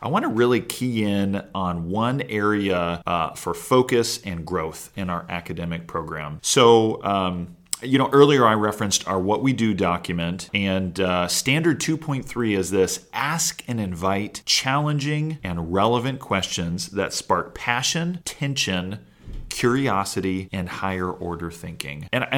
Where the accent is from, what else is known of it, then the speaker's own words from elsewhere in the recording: Kentucky, United States; I recently participated in a televised debate on national science standards being implemented in my home state of Kentucky.